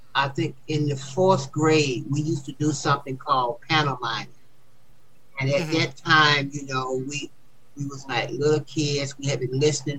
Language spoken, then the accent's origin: English; Atlanta, Georgia, United States; moved away; I'm from Atlanta in Stockton